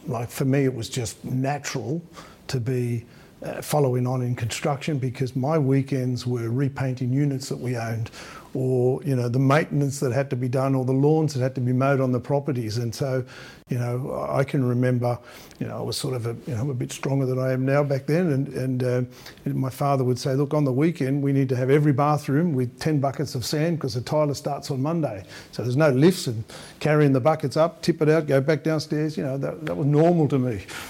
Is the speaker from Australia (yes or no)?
yes; Australia; It wasn't easy to be an immigrant Italian that, you know, sort of looked or ate a bit differently to everybody else.